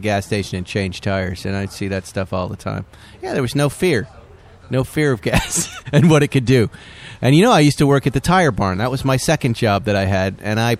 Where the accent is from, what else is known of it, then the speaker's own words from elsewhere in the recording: Massachusetts, United States; now in Malibu, United States; I grew up in New England in that environment.